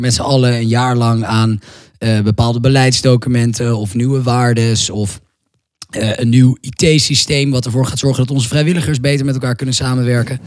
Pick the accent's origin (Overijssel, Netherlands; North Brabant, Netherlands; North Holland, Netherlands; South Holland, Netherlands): North Holland, Netherlands; Amsterdam; also born or lived in France; ik kom uit Amsterdam, uit Nederland